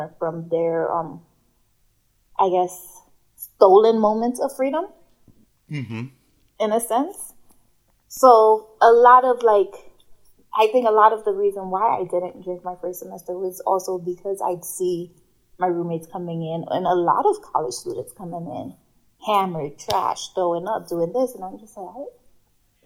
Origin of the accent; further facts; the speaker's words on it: New York City, New York, United States; also born or lived in Ghana; we were raised in the Bronx, New York.